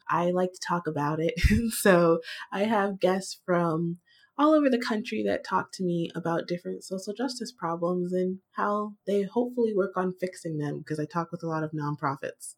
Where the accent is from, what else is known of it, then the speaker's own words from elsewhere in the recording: Virginia, United States; I was born in Virginia